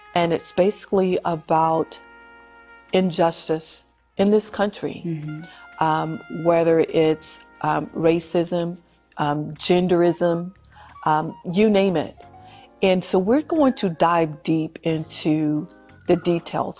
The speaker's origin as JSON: {"language": "English", "region": "Louisiana", "country": "United States", "tie": "born or raised there", "said": "my home state of Louisiana"}